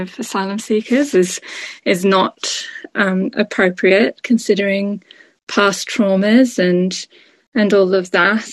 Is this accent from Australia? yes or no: yes; Australia; moved away as an adult; now in United Kingdom; I'm Australian originally. I've lived here for 16 years